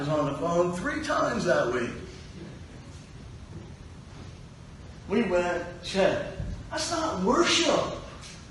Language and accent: English; Pittsburgh, Pennsylvania, United States; I'm from Pittsburgh